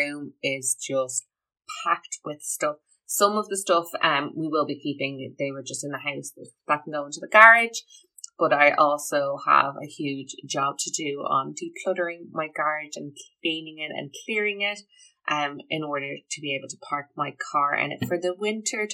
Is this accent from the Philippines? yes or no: no; Ireland; I'm Irish. We love our tea.